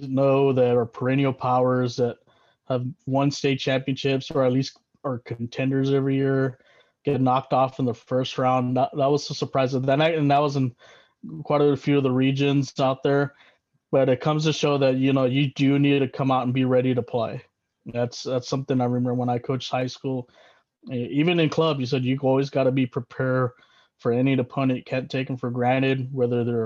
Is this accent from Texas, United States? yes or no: yes; Del Rio, Texas, United States; also born or lived in San Antonio, Texas; I'm originally from Del Rio, Texas. That's my hometown. I was military brat. Dad was in the Air Force, so we settled there